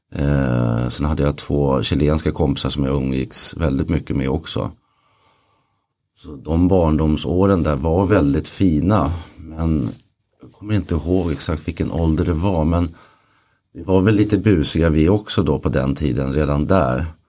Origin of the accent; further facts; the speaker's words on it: Stockholm area, Stockholm County, Sweden; also born or lived in Lidingö / Åkersberga / Södertälje; Jag föddes på Lidingö och flyttade ut sen till Åkersberga och sen vidare till Tälje och Rybo.